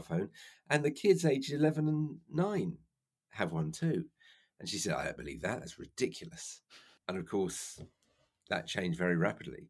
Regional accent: London, United Kingdom; also born or lived in Cardiff; I was brought up in South London

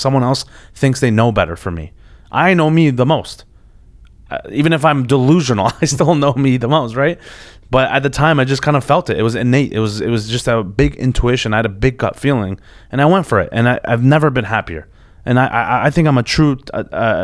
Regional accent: Toronto, Ontario, Canada; growing up in Toronto.

